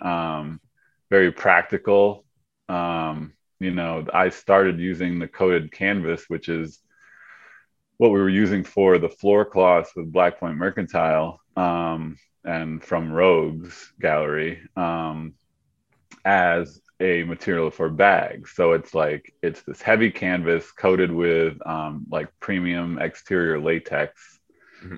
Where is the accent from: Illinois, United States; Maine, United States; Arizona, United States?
Maine, United States; Skowhegan; I grew up in Skowhegan